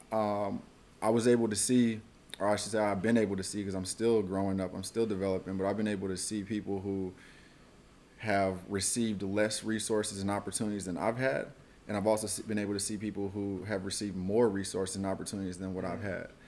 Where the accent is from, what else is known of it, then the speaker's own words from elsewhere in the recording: Oakland, California, United States; also born or lived in Washington, District of Columbia, United States; I'm from Oakland, California. Uh, grew up here, went to college at Howard University in DC. I was out there from 2007 to 2012. And upon graduation, I moved back to Oakland.